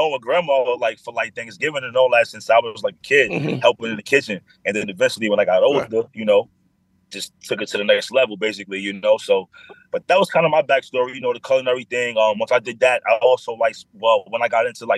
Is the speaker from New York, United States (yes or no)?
yes; New York City, New York, United States; also born or lived in Bedford Hills, New York; I grew up in the Bronx, 175